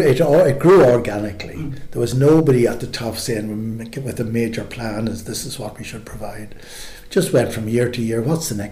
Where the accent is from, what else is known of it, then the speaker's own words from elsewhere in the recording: Ireland; And I thought growing up in Ireland was a wonderful place. Ireland was a wonderful place to grow up